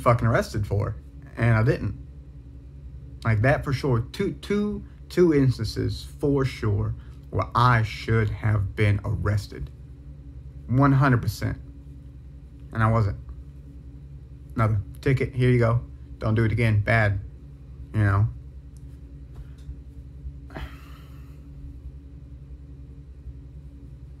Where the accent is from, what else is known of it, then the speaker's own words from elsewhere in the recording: South Carolina, United States; I'm from South Carolina. I live in South Carolina.